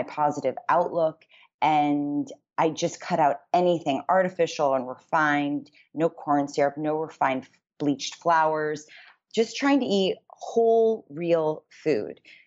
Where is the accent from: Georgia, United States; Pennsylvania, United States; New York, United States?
New York, United States; New York City; moved away as an adult; also born or lived in Los Angeles, California; I grew up in New York City